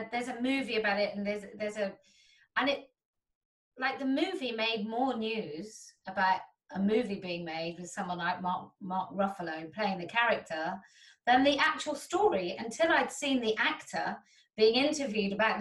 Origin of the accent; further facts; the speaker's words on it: United Kingdom; I'm British